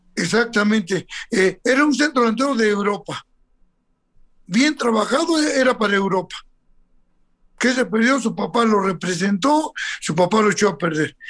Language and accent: Spanish; Mexico; soy muy, muy mexicano